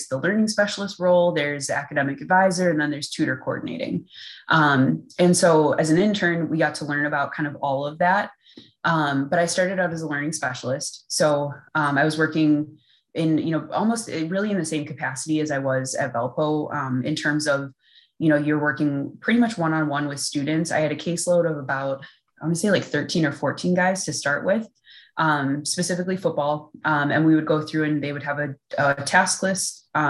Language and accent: English; Midwest, United States; one of the things I think they were looking at was that I'm from the Midwest.